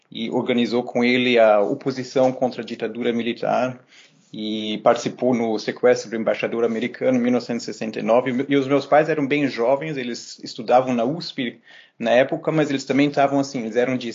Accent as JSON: {"language": "Portuguese", "country": "Germany", "tie": "born or raised there", "also_born_or_lived": "Brazil", "lives_now": "Montreal, Canada", "said": "eu passei a minha infância entre a Alemanha e o Brasil. Então, eu nasci na Alemanha, mas meus pais, os dois, são brasileiros"}